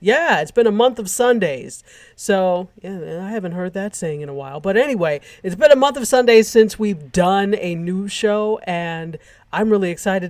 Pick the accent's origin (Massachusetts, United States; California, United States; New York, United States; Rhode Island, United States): New York, United States; I'm a New Yorker